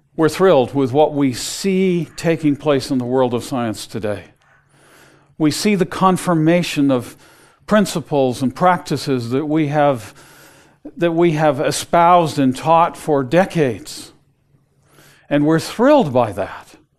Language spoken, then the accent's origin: English; West Coast, United States; I grew up on the West Coast, not on the ocean.